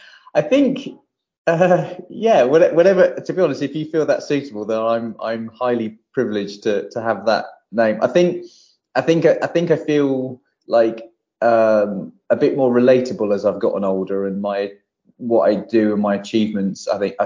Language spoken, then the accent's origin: English; Barrow-in-Furness, North West England, United Kingdom; born there; also born or lived in Poole; So I was born in Barrow Furness, which is where my dad's side of the family all still live and from, and that's where my love for my football team comes from. And we bounced around until I was nearly 10.